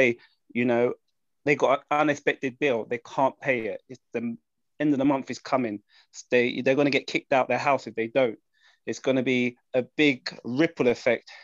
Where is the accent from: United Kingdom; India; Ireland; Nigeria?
United Kingdom; London; I'm from London.